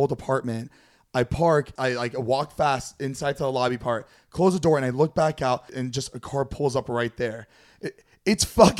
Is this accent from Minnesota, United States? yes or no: no; Florida, United States; moved away; we're from Florida, too.